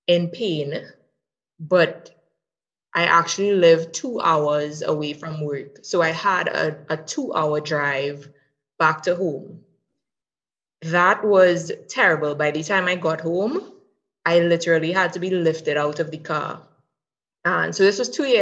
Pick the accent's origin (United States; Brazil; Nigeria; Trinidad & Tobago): Trinidad & Tobago; I'm from Trinidad and Tobago.